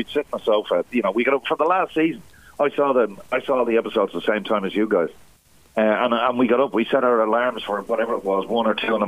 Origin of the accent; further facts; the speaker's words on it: Ireland; being Irish